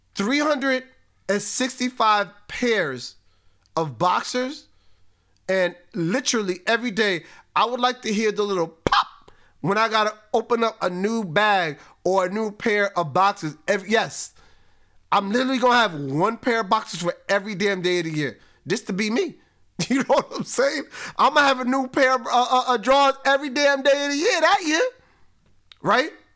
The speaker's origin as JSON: {"language": "English", "town": "Spring Valley", "country": "United States", "tie": "born or raised there", "said": "I grew up born and raised in Spring Valley"}